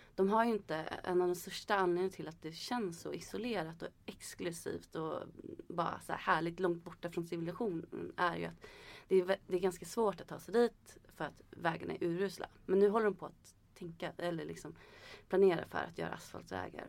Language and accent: Swedish; Sweden; som svensk